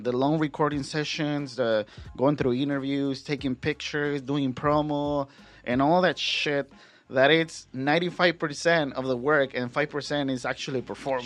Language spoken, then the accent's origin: English; Guadalajara, Jalisco, Mexico; moved away; I'm originally from Guadalajara, so it was easier for me because all my family is there